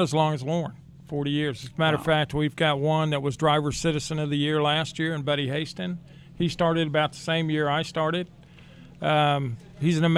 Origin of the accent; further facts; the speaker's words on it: Kansas, United States; now in Texas, United States; Originally, I'm from Kansas.